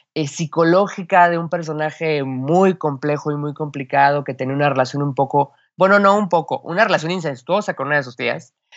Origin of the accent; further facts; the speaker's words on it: Mexico City, Mexico; accent: chilango; el chilango, todos hablamos como película de, Pedro Infante